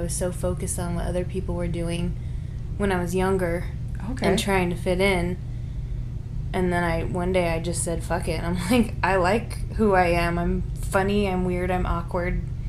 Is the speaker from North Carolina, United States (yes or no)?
no; Valencia, California, United States; I was born in Valencia, which is, like, the next city over. So, Valencia, Irvine, Costa Mesa, Huntington Beach, Moore Park, Simi Valley, Thousand Oaks, Santa Rosa Valley.